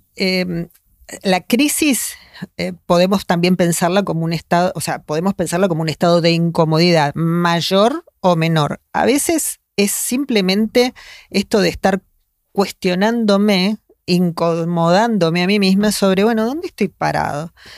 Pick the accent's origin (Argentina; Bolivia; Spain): Argentina; acá en Argentina, estamos muy acostumbrados a que la gente haga terapia